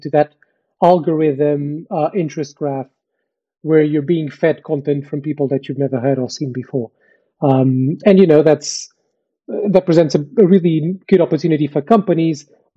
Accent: Portugal; moved away as an adult; now in United Kingdom; I wasn't born in the UK. I was born in Portugal. I moved to the UK 10 years ago

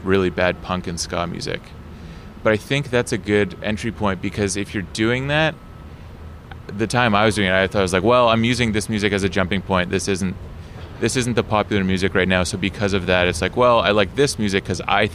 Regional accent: Toronto, Ontario, Canada; also born or lived in Beeton, Ontario; I grew up kind of North York, Scarborough

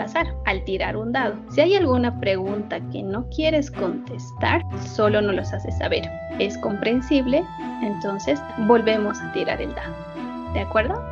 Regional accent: Bolivia; nuestra querida Bolivia

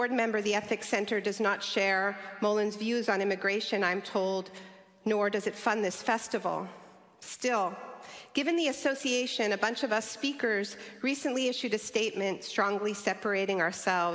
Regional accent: Canada; And I'm a Canadian

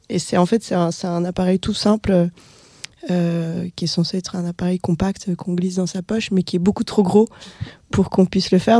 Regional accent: Russia; moved away; dans ma ville natale

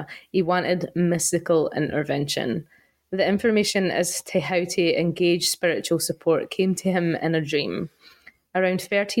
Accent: Fife, Scotland, United Kingdom; born or raised there

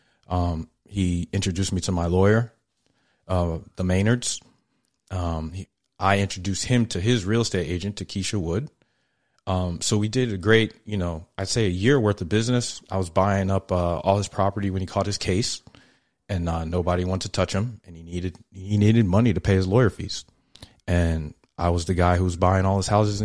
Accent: New York, United States; I'm a New Yorker

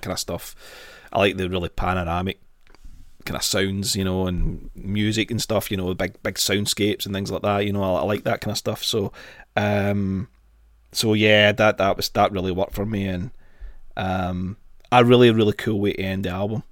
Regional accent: Glasgow, Scotland, United Kingdom; born or raised there

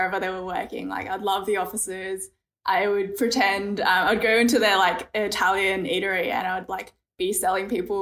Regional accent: Sydney, New South Wales, Australia; Born and bred in Sydney.

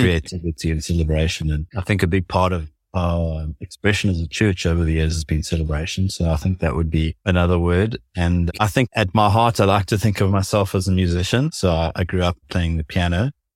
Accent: South Africa; growing up in South Africa

